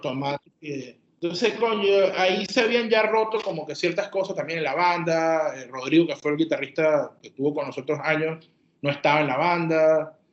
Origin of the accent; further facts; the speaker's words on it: Puerto La Cruz, Anzoátegui, Venezuela; Nosotros somos de Puerto La Cruz